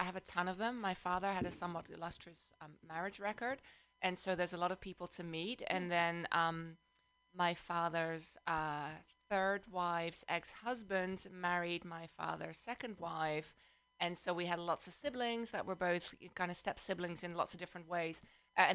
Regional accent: Amsterdam, North Holland, Netherlands; also born or lived in London; now in South Bay, United States; I live in the South Bay, but I'm originally from Amsterdam, the Netherlands, and then I also spend some years of my life in London, UK.

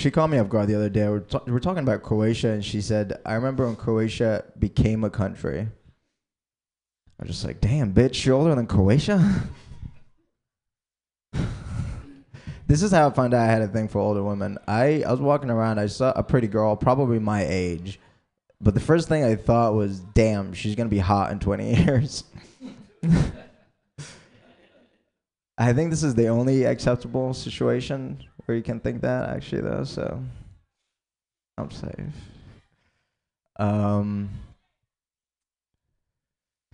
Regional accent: Egypt; now in United States; I grew up in Egypt

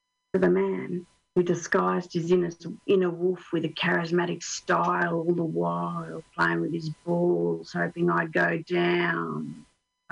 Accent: Australia; now in Finland; I'm Australian

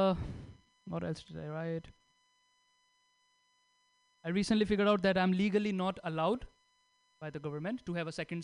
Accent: India; English is a second language; moved away as an adult; now in United States; I came from India

